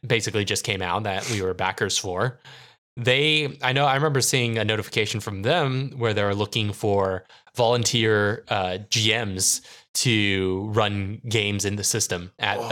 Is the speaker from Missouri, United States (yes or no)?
no; San Diego, California, United States; despite growing up in San Diego